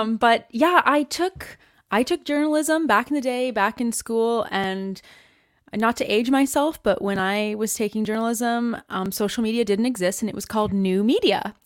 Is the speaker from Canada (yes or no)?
yes; Canada; moved away; I'm Canadian, and I'm originally from Canada